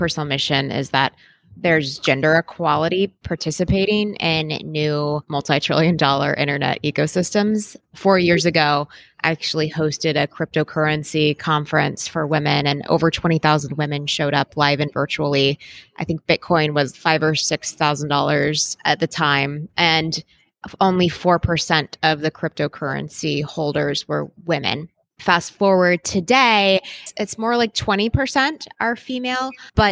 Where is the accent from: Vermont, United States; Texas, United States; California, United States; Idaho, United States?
Texas, United States; I'm from Texas